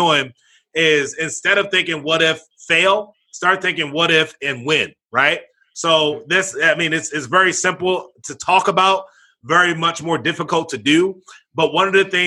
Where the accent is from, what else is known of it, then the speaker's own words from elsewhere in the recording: Baltimore, Maryland, United States; I was born and raised out in Baltimore, Maryland